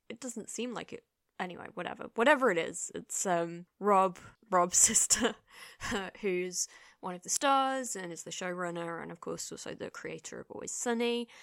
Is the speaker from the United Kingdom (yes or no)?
yes; England, United Kingdom; as an English person